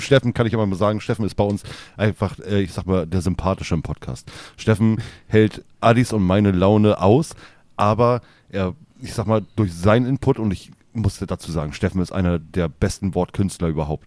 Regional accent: Hamburg, Germany; wir kommen oben aus Hamburg

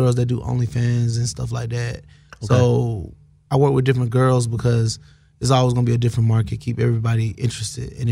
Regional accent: Atlanta, Georgia, United States; I'm from Atlanta, born and raised

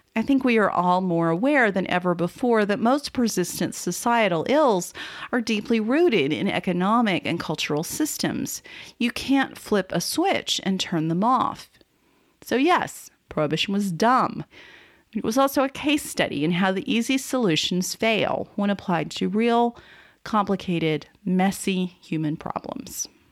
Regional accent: Texas, United States; As a Texan

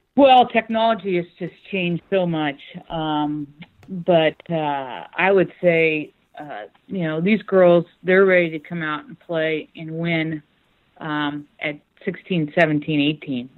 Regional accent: Northern California, United States; I was born and raised in Northern California

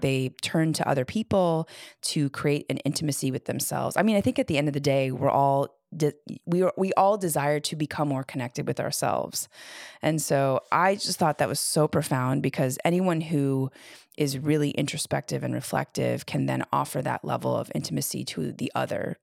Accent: Chicago, Illinois, United States; moved away as an adult; also born or lived in New York / West Coast; I grew up in Chicago

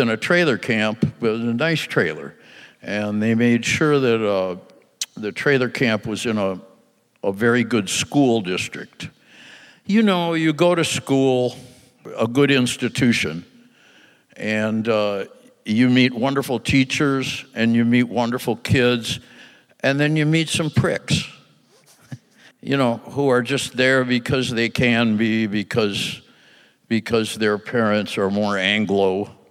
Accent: Michigan, United States; in Michigan in 1947

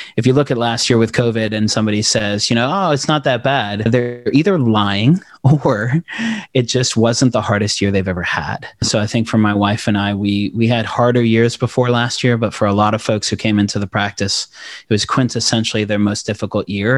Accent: Knoxville, Tennessee, United States; also born or lived in South Africa / Democratic Republic of the Congo / Maryville, Tennessee; My family came over on asylum status from Congo in Zaire in the early nineties to Knoxville, Tennessee

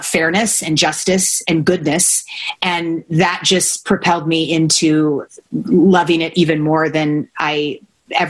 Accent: Kentucky, United States; I grew up in Kentucky, and I competed in saddlebred horseback riding.

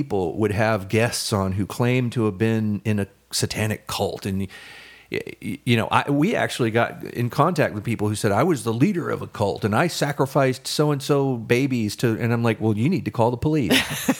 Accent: the South, United States; I grew up in the South

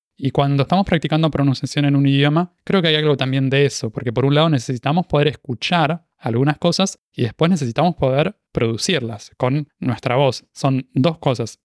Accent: Buenos Aires, Argentina; accent: rioplatense; first language Spanish; moved away as an adult; now in Montevideo, Uruguay; nací en Buenos Aires, Argentina, y soy originalmente de Argentina

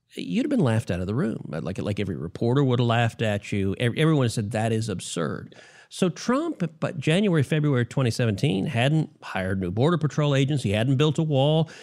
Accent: Texas, United States; my home state of Texas

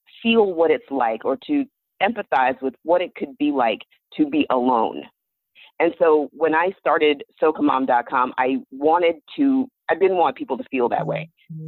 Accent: the South, United States; I grew up in the South

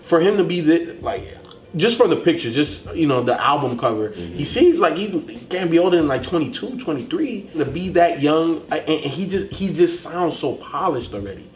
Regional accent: Chicago, Illinois, United States; I was born in Chicago

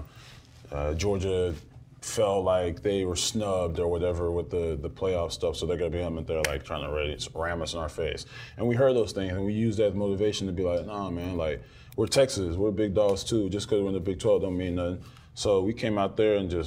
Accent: Nigeria; I'm Nigerian

